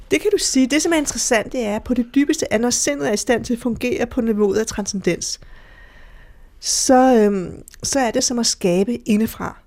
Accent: Denmark; Jeg er fra Danmark

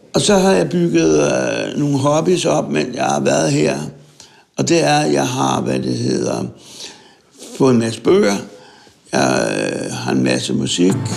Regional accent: Søborg, Capital Region of Denmark, Denmark; jeg er født i Søborg og, øh, for 60 år siden

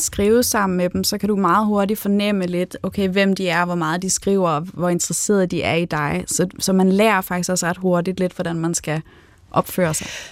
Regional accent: Spain; now in Denmark; jeg er opvokset i Spanien

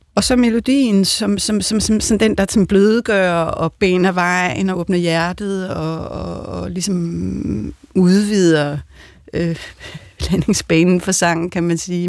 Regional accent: Denmark; jeg er jo også en dansker

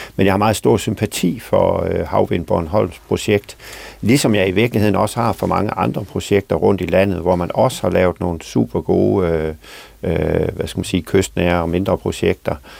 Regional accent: Southern Denmark, Denmark; fra min egen kommune, hvor jeg kommer fra

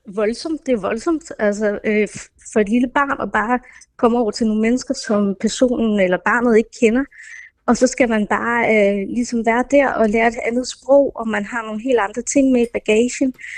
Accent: Denmark; born or raised there; also born or lived in India

